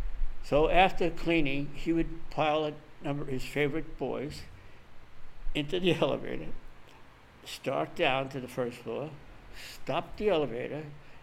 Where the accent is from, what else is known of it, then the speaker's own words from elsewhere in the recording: New York City, New York, United States; it was an adventure growing up in Brooklyn.